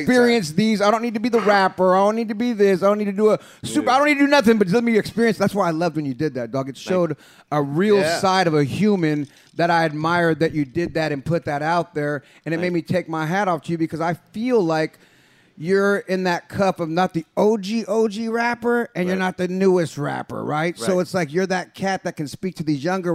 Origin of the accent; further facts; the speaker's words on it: San Jose, California, United States; Look, I'm from San Jose, but we used to go to Oakland all the time